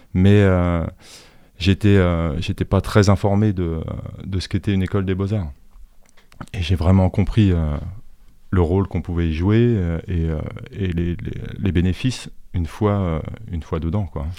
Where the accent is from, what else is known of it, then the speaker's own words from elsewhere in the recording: Suresnes, Île-de-France, France; moved away; also born or lived in Boulogne-Billancourt / Angers; je suis né à Boulogne-Billancourt, mais j'ai grandi à Suresnes